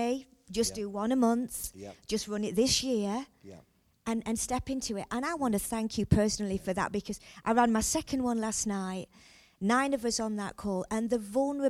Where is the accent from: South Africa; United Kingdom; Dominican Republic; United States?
United Kingdom; England; Here in England, you know, we stay private, we don't like to share